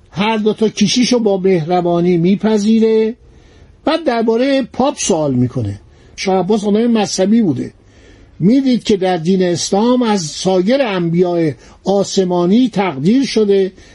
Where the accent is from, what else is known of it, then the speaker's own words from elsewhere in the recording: Iran; گفتن شما ایرانی هستین گفتم بله